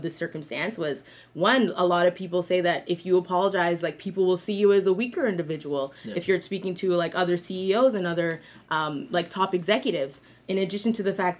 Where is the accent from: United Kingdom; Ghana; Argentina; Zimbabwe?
Ghana; in my culture, I'm from Ghana